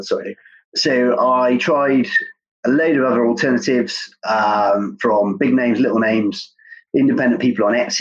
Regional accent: Cornwall, South West England, United Kingdom; I grew up surfing in Cornwall

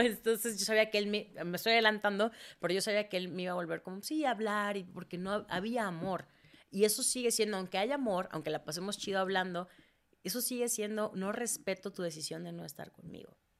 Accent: Mérida, Yucatán, Mexico; also born or lived in Mexico City; Yo nací en Mérida, crecí en Mérida

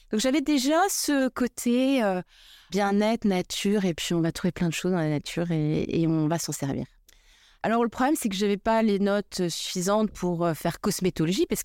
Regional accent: Paris, Île-de-France, France; Et puis, je suis une petite parisienne aussi, pas très intéressée par, par ce que je fais à l'école.

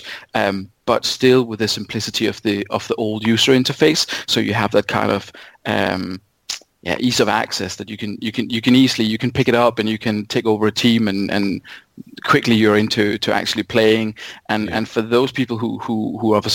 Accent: Denmark; moved away as an adult; now in United Kingdom; I'm from Denmark originally

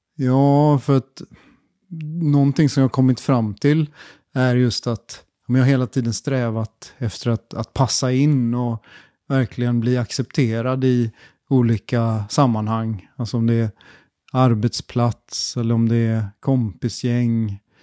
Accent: Gothenburg, Västra Götaland, Sweden; moved away as an adult; also born or lived in China; jag är uppvuxen i Göteborg på hissingen

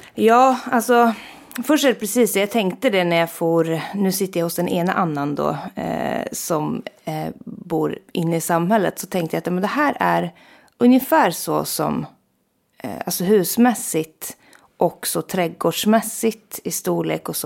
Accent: Jokkmokk, Norrbotten County, Sweden; also born or lived in Stockholm; jag kommer från Jokkmokk och är liksom väldigt eh, knuten till det samisk-kulturella eh, livet. Liksom att jag är verkligen uppvuxen

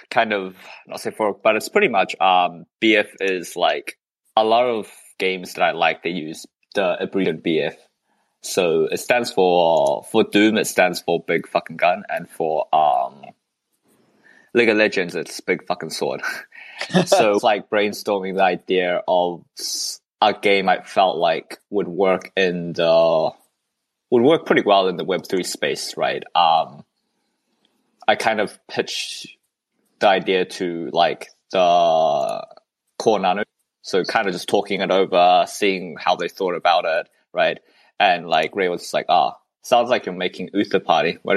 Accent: Malaysia

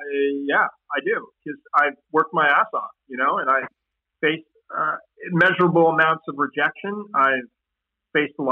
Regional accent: Canada; I'm this kid from Canada

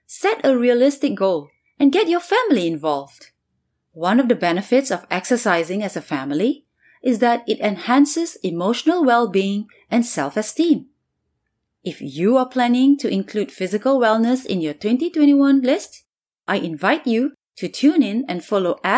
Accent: Singapore; moved away as an adult; now in New York City, United States

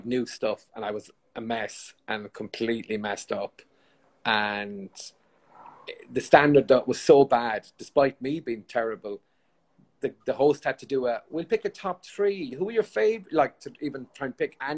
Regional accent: Limerick, Munster, Ireland; I was from Limerick

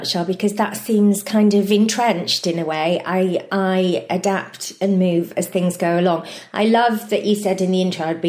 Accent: Fleur-de-Lis, Wales, United Kingdom; also born or lived in Argoed, near Blackwood; I grew up in a place called Fleur-de-Lis, which is next to another place called Pengam.

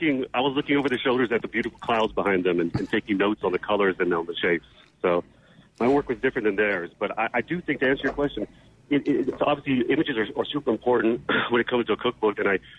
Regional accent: Goshen, Mississippi, United States; I grew up in Goshen, Mississippi, as we said.

